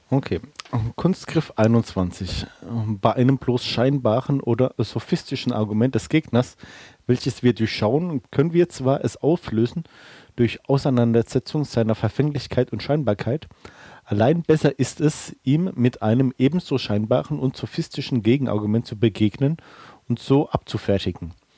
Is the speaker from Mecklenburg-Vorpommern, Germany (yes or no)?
no; Bellheim, Rhineland-Palatinate, Germany; meine Heimat ist äh, Bellheim, das ist in der Pfalz, in der Südpfalz sozusagen